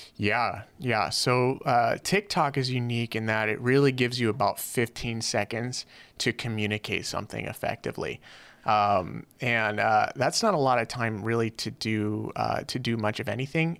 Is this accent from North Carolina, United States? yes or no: no; Los Angeles, California, United States; moved away as an adult; now in Hawaii, United States; I grew up, uh, in, uh, in L A in a little, uh, little hood called Van Nuys